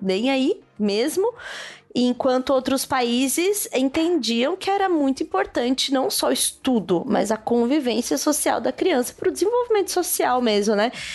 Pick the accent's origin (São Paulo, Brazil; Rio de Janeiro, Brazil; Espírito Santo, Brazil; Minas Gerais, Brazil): São Paulo, Brazil; also born or lived in Núcleo Bandeirante, Federal District; eu nasci, né, na Zona Leste de São Paulo, fui criada muito tempo aqui pela minha avó paterna